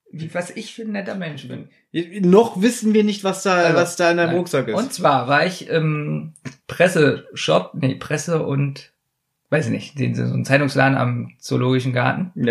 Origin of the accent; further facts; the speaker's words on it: Berlin, Germany; Ich bin am Südstern